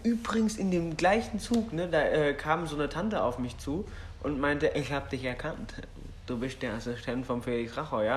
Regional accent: Berlin, Germany; das ist meine Heimat

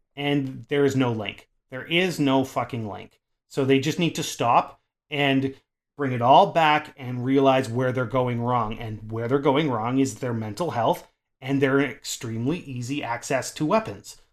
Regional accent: Canada

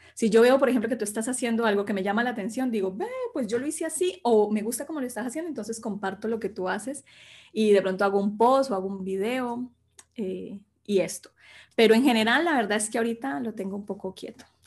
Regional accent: Sevilla, Valle del Cauca, Colombia; moved away as an adult; also born or lived in Bogotá, Colombia; now in Spain; yo soy colombiana, nací en Colombia, en un pequeño pueblito que se llama Sevilla

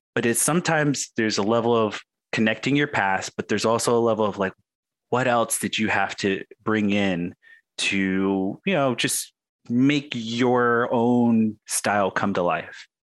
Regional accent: Arizona, United States; I'm a Native American and I grew up on the Indian reservation here in Arizona

